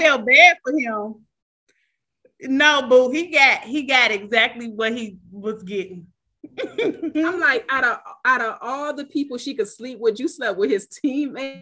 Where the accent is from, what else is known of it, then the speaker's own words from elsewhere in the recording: Michigan, United States; I'm from Michigan.